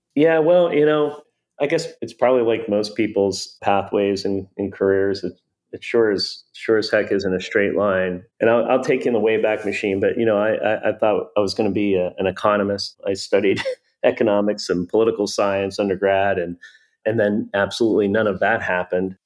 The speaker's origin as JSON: {"language": "English", "town": "Pittsburgh", "region": "Pennsylvania", "country": "United States", "tie": "born or raised there", "said": "I grew up in Pittsburgh"}